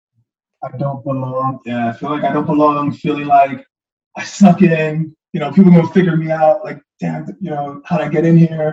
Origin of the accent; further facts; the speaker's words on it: New York City, New York, United States; also born or lived in Yonkers / Bronx / Chestertown, Maryland; I grew up in Harlem, lived in Yonkers, lived in the Bronx.